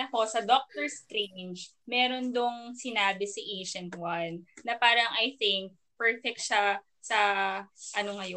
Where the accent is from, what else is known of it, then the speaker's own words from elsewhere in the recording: Philippines; as a Filipino, 'di ba?